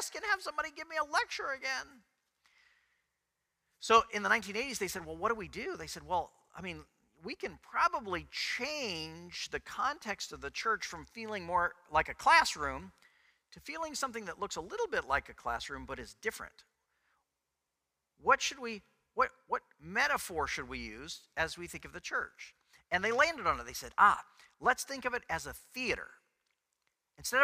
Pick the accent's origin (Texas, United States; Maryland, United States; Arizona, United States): Texas, United States; I was from Texas